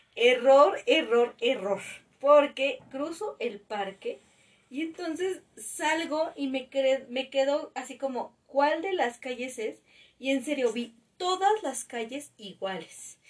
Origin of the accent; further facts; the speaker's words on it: Mexico City, Mexico; nosotros dos nacimos aquí en la ciudad